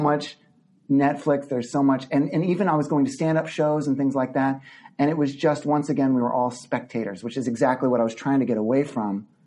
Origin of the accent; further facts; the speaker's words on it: Midland, Texas, United States; moved away; my childhood growing up in Midland, Texas